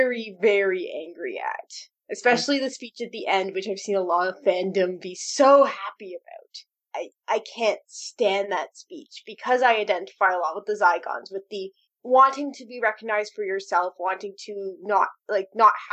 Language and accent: English; Canada; I'm Canadian